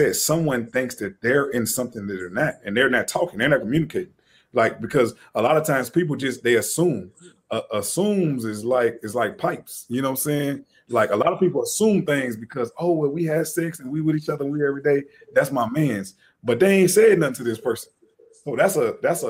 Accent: the South, United States; I'm from the South

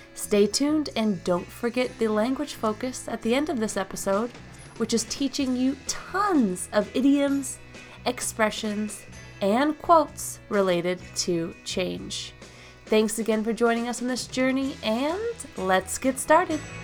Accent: United States; from the United States

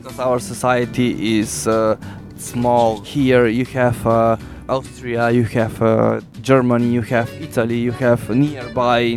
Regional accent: North Macedonia; English is a second language; now in Slovenia; I came here from Macedonia to Slovenia to make the Slovenian people beautiful and make uh, uh, more interesting and more representing hairstyles.

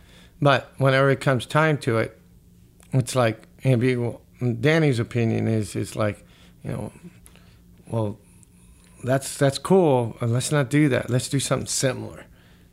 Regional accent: Las Vegas, Nevada, United States; growing up in Las Vegas, having, you know, friends that was, you know, the classic rock

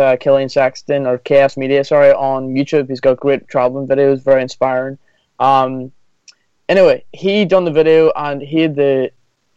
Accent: Magherafelt, Northern Ireland, United Kingdom; moved away as an adult; I love my hometown. I'm from a town called Macrofelt, a small town

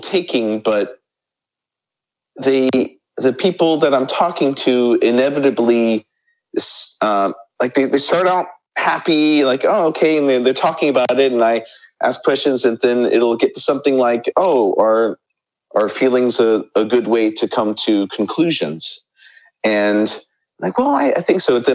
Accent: United States; moved away as an adult; now in South Korea; I am an American living in South Korea as an English

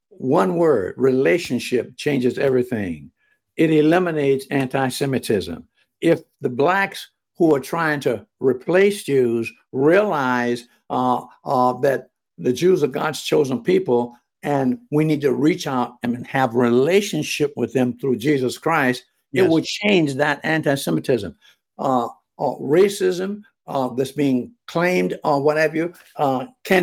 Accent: Jacksonville, Florida, United States; I was from Florida

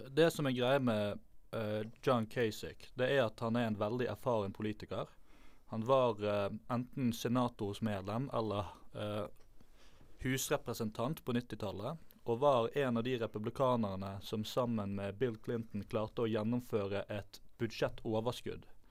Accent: Bergen, Vestland, Norway; Jeg er født og oppvokst i Bergen

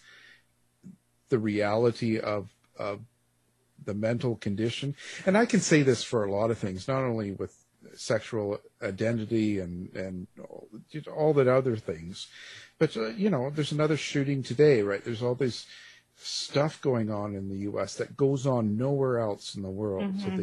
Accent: Canada; I'm Canadian

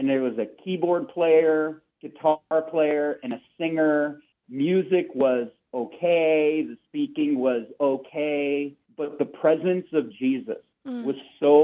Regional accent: Seattle, Washington, United States; we're from Seattle.

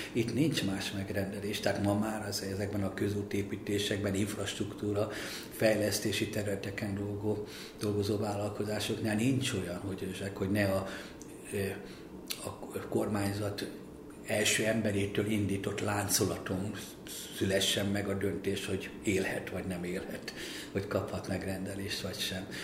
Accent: Hungary; engem úgy neveltek, hogy legyek örül, örüljek neki, hogy magyar vagyok

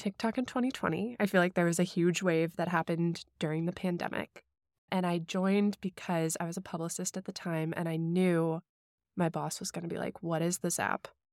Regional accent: St. Louis, Missouri, United States; also born or lived in Hong Kong; I grew up in Saint Louis, Missouri, but then for about five to six years in the middle of my childhood, we were expats in Hong Kong

